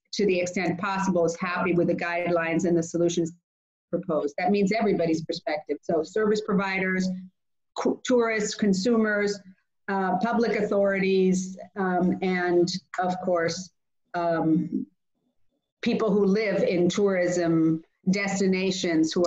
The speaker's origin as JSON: {"language": "English", "country": "Greece", "said": "In Greece, I can't not mention my home country. I am an MEP from Greece"}